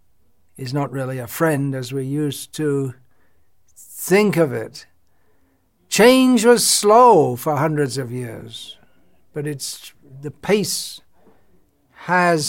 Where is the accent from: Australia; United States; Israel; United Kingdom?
United Kingdom; England; moved away; I was born and raised in England